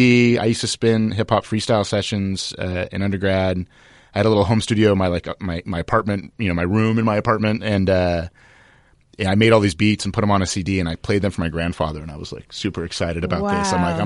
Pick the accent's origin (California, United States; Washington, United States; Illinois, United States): California, United States; Los Angeles; I'm an LA native, you know, born and raised. I went to UCLA, went to USC. I grew up in the San Fernando Valley.